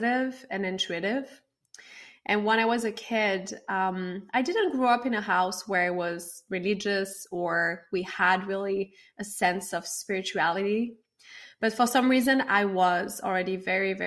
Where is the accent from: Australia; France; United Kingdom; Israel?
France; moved away as an adult; now in Los Angeles, United States; I grew up in France